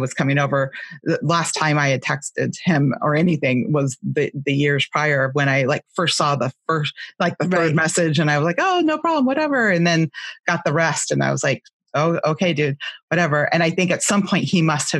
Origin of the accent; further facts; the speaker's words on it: California, United States; growing up in California